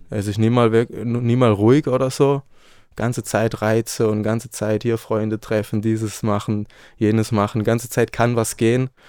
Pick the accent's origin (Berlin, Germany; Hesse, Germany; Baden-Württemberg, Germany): Baden-Württemberg, Germany; now in Leipzig, Germany; Ich komme aus dem Süden, in der Nähe von Freiburg. Da bin ich aufgewachsen, also komme auch vom Land, habe französische Einflüsse, habe spanische Einflüsse. Und ja, ich bin jetzt seit einem Jahr hier in Leipzig.